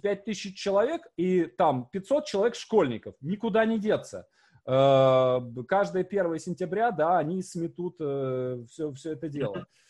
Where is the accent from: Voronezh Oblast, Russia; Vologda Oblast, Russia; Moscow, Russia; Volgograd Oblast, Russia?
Vologda Oblast, Russia; Syamzha; moved away; у меня на родине, мой поселок Сямжа, там 5 тысяч жителей всего.